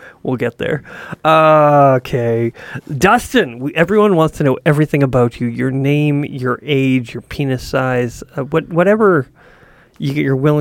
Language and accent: English; Ontario, Canada; I was born in Ontario